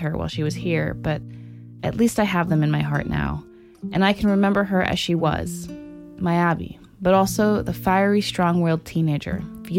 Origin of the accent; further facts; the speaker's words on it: Santa Cruz, California, United States; I grew up in Santa Cruz